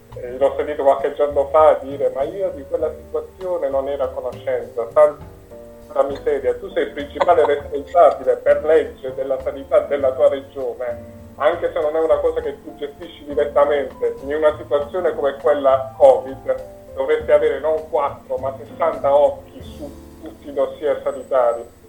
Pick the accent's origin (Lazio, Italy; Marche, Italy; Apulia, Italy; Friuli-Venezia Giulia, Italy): Apulia, Italy; da, da pugliese, da meridionale